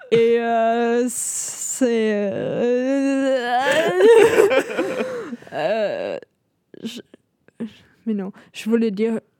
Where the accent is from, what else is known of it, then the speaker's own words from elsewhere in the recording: Germany; French is a second language; je suis allemande